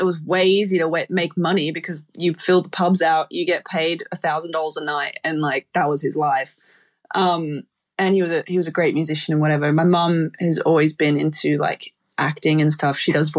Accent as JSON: {"language": "English", "country": "Australia", "said": "So I had to come back home to Oz. So it was like a short-lived living in UK."}